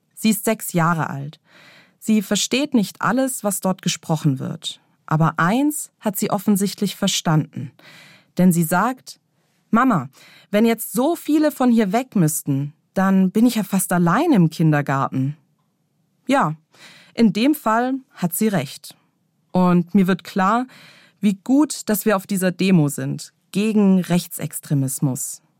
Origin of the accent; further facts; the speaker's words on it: Germany; Als Lehrerin, als Christin, als Deutsche, als Mutter